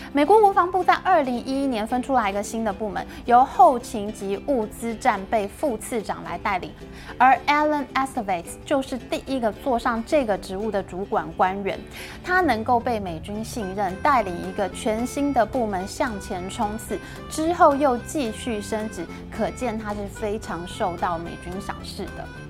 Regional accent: Taiwan; 我们台湾人

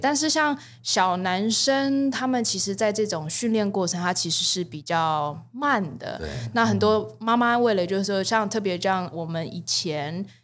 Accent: Taiwan; 我们台湾人

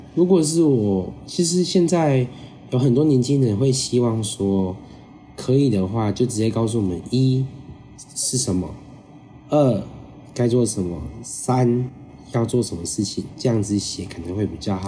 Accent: Taiwan; 我们是台湾来的

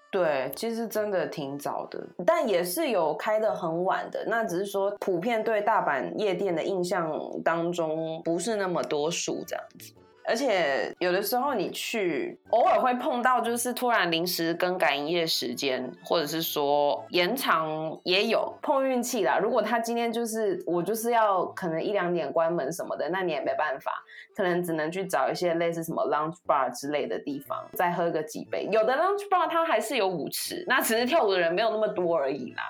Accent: Taiwan; moved away as an adult; now in Japan; 身为一个台湾人

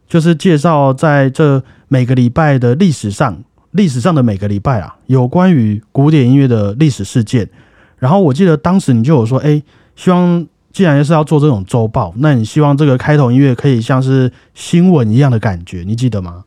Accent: Taiwan; 我们台湾人

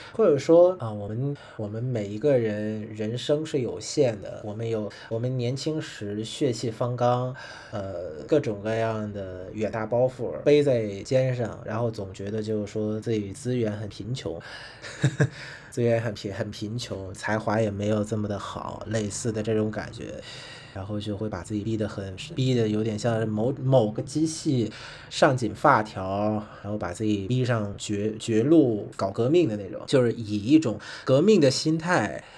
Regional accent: Vietnam; Chinese is a second language; also born or lived in China; 我是来自越南

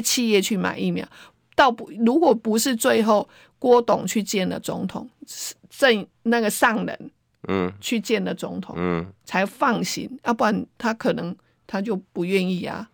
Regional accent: Taiwan; 我们台湾人是很善良的

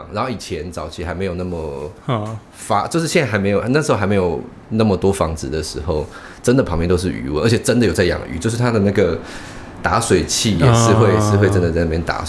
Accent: Tainan, Taiwan; moved away as an adult; also born or lived in Zhongli, Taoyuan; 因为我讲说我是台南人，

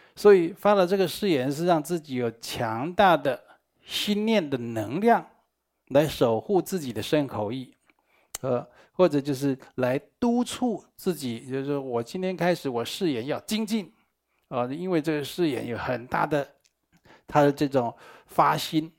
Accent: Taiwan; 我们台湾话讲

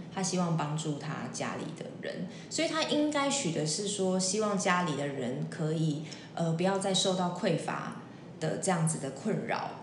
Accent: Taiwan; 毕竟身为一个台湾人，从小在有宫庙的环境长大

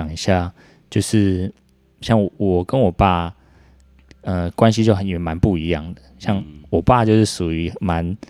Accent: Taipei, Taiwan; also born or lived in Zhongli, Taoyuan (countryside); 因为我我小时候住在那个中立的乡下，就是我呃算是老家了，爸爸那边老家，所以我一直到上小学二年级才来台北，才跟他们一起住。

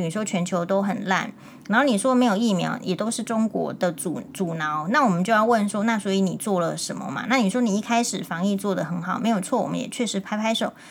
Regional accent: Taiwan; 我们台湾人还没有学会怎么样在大家的事情里面去和谐地讨论这样子而已

